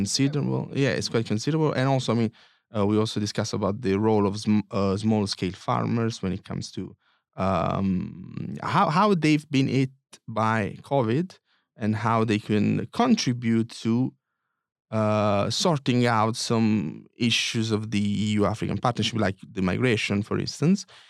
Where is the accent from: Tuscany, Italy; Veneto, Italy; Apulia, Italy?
Apulia, Italy; Foggia; I'm from Puglia and I'm from, uh, this town that you visited, uh, Foggia